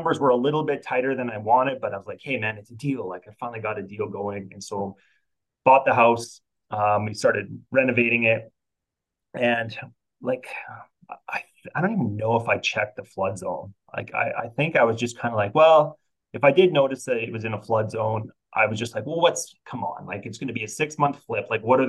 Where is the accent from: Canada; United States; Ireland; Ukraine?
Canada; because I'm Canadian, I actually work with quite a few Canadian investors